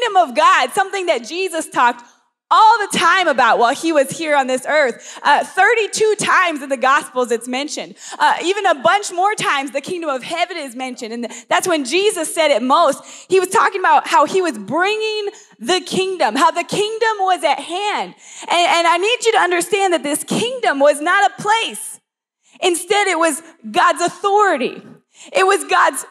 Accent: Las Vegas, Nevada, United States; moved away as an adult; I grew up here

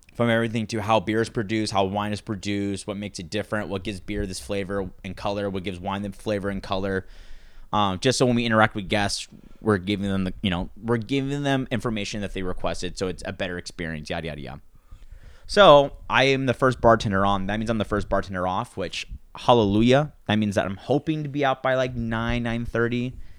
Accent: Santa Maria, California, United States; I grew up in Santa Maria, so it was very, uh, a lot of, there's a lot of Mexican families in Santa Maria

